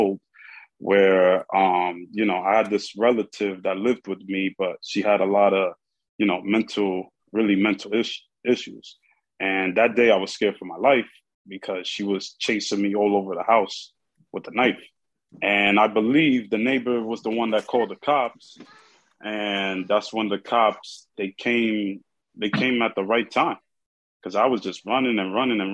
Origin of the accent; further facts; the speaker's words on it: New York City, New York, United States; I'm from the Bronx, and I grew up here in the Bronx